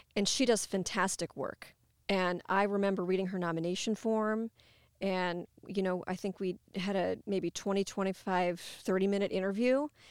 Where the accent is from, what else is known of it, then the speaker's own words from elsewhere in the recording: Ottumwa, Iowa, United States; also born or lived in Cedar Rapids, Iowa / Columbia, Missouri; I'm native to Iowa. I grew up in Ottumwa.